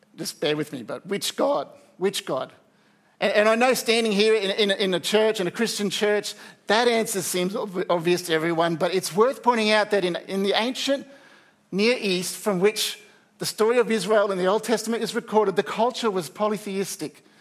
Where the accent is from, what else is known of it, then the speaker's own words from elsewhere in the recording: Australia; as Australian society